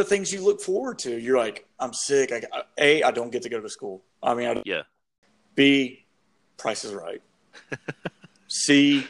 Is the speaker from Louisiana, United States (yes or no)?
yes; Shreveport, Louisiana, United States; I'm from Shreveport